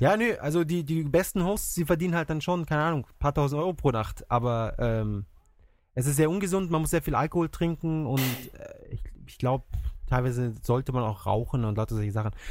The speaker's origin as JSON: {"language": "German", "country": "Germany", "moved": "yes", "lives_now": "Japan", "said": "bei uns in Deutschland"}